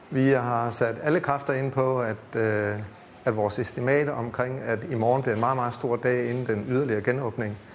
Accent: Odense, Southern Denmark, Denmark; normalt er jeg fra Odense af, og der er det meget nemt at komme til en lyntest i det område, hvor jeg bor.

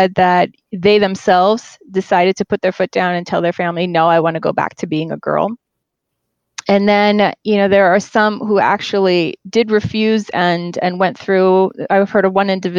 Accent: United States; also born or lived in Queens, New York / New Jersey / upstate New York / Brooklyn; I was born and raised in the United States

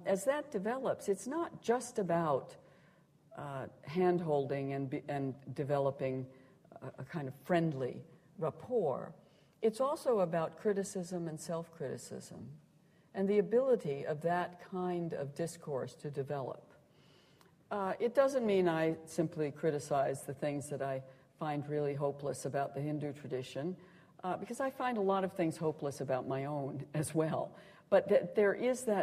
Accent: Montana, United States; moved away; I grew up in Montana, and it's very very wide in the American West

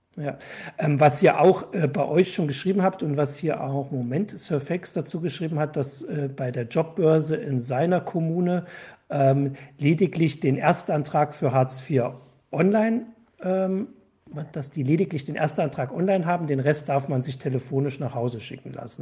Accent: Erfurt, Thuringia, Germany; als Erfurter

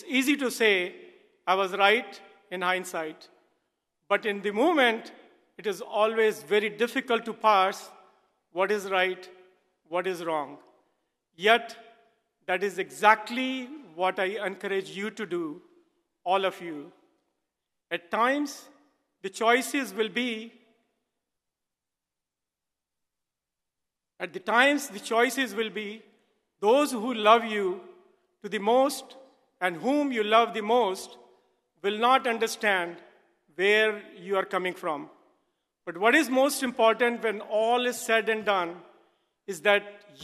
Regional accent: Delhi, India; moved away; I grew up in Delhi, India, in a family that ran a very successful business

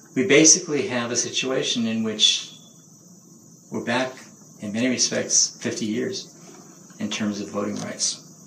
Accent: Cambridge, Massachusetts, United States; I grew up in Cambridge, Massachusetts in a segregated neighborhood

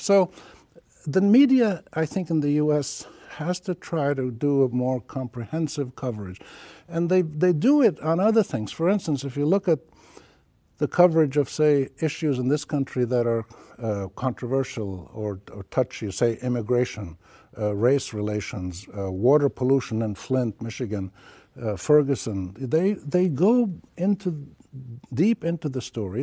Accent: Palestine; also born or lived in Jordan; now in Lebanon; Palestine is my home country. I'm Palestinian, Jordanian, but I live in Lebanon

